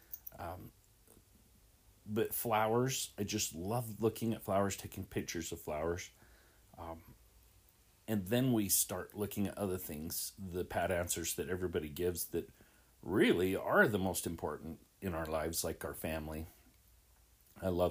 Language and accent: English; Salt Lake City, Utah, United States; I grew up in Salt Lake City in Rose Park.